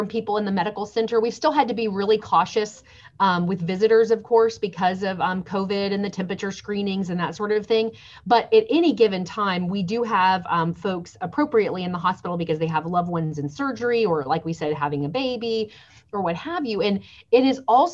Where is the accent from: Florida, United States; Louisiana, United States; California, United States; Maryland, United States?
Florida, United States; Lakeland; moved away; also born or lived in Nashville, Tennessee; I was born in Lakeland